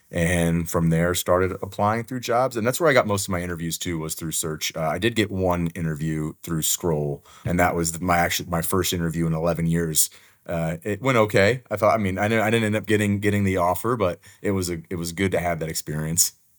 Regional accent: Houston, Texas, United States; my wife and I actually met in high school, and now we teach in the same area that we grew up in.

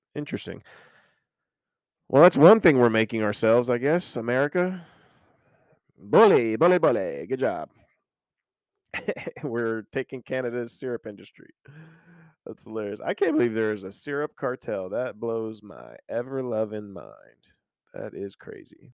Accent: Oklahoma, United States; I grew up in Oklahoma

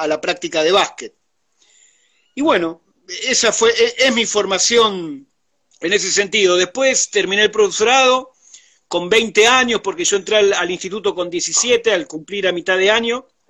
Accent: Buenos Aires, Argentina; Vengo de, la capital federal, soy porteño de nacimiento

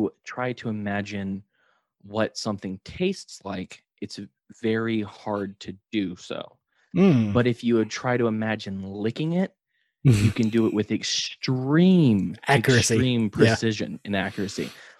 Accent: Alabama, United States; as a Southerner, especially as an Alabamian

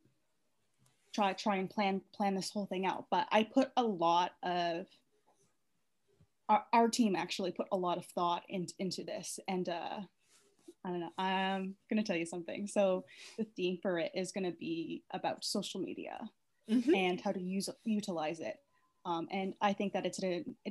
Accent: New Brunswick, Canada; now in Vancouver, Canada; I'm originally from New Brunswick, but I currently live in Vancouver

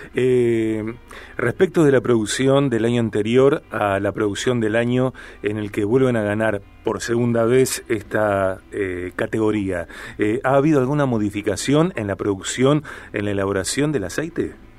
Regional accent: Rosario, Santa Fe, Argentina; yo soy rosarino, vivo en Rosario

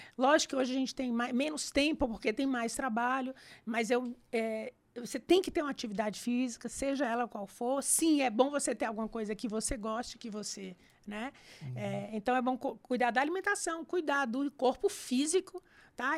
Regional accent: Fortaleza, Ceará, Brazil; moved away as an adult; now in São Paulo, Brazil; eu saí de Fortaleza em 2000, mas eu fui criada lá em Fortaleza

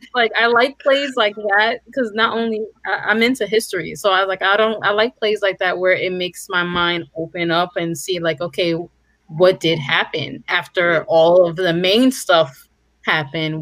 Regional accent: New York, United States; I've been in New York all my life

